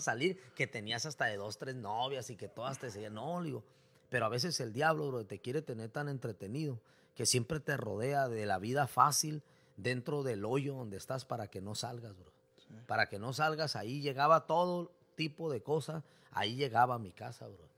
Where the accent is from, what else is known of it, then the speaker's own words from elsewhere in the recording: Tijuana, Baja California, Mexico; also born or lived in Mexicali; yo nací en Mexicali, pero me he creado casi toda mi vida aquí en Tijuana